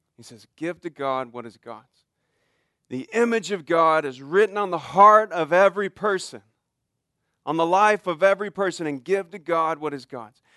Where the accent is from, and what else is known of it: United States